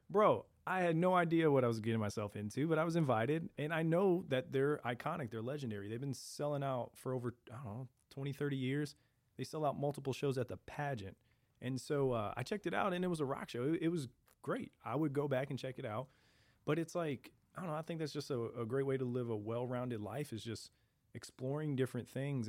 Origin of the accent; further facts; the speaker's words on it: St. Louis, Missouri, United States; born and raised in South City